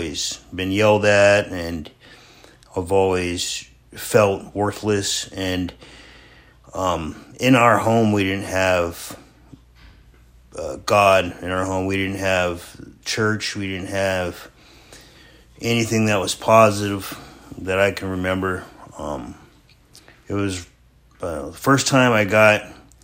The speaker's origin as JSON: {"language": "English", "town": "Sterling", "region": "Alaska", "country": "United States", "tie": "born or raised there", "also_born_or_lived": "Homer, Alaska"}